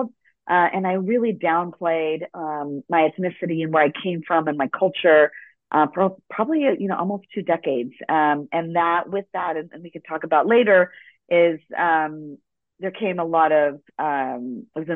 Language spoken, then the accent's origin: English; Los Angeles, California, United States; first language Spanish; English is a second language; I was born in Los Angeles, and Spanish was my first language